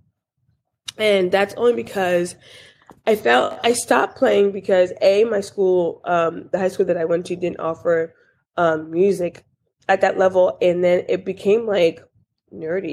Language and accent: English; Newburgh, New York, United States; I am originally from a small town in upstate New York named Newburgh